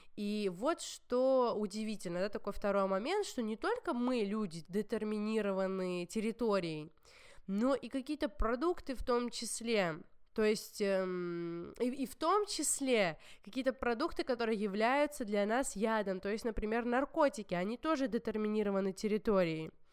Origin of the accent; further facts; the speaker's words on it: Georgia; я всегда видела горы, ну, горную местность, потому что я из Грузии, и это типичная, типичный грузинский ландшафт даже.